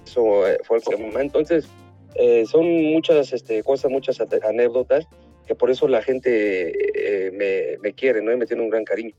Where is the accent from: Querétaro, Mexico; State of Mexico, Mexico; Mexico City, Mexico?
Mexico City, Mexico; also born or lived in Tepito; yo nací en, en Tlatilco